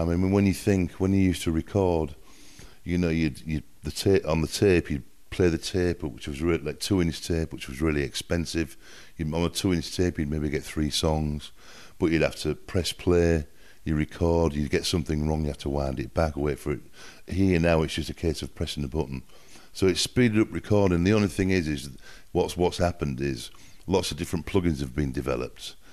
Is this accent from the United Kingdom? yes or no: yes; England, United Kingdom; accent: northern English; But my accent is from the north of England, so it's a little bit different from the from the southern accent.